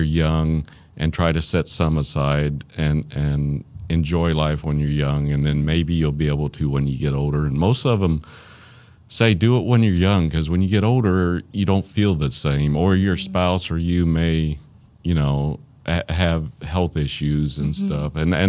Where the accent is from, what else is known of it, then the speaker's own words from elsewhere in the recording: Arkansas, United States; accent: Arkansas; There's my Arkansas accent.